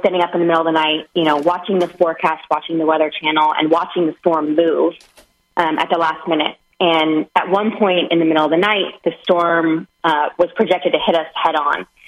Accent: Seattle, Washington, United States; moved away as an adult; now in Florida, United States; And I'm originally from the Pacific Northwest in Seattle.

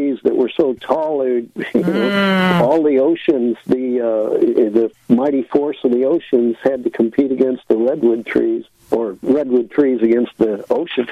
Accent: St. Louis, Missouri, United States; also born or lived in Illinois; I was brought up in St. Louis

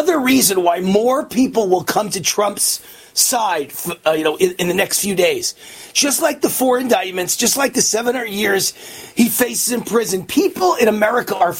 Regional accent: New York City, New York, United States; moved away as an adult; born and raised in New York

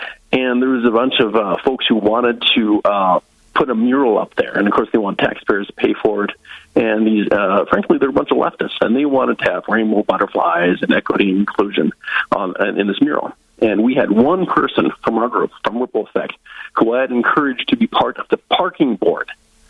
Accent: Northwest Iowa, United States; moved away as an adult; also born or lived in South Dakota; now in North Dakota, United States; I'm from Northwest Iowa originally. I was born and raised Northwest Iowa Dutch, very conservative.

